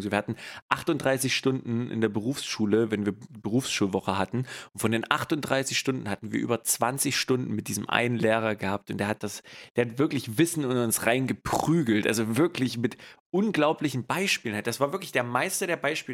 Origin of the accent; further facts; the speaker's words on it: East Germany, Germany; now in West Germany; ich undercover als Ossi hier im Westen bin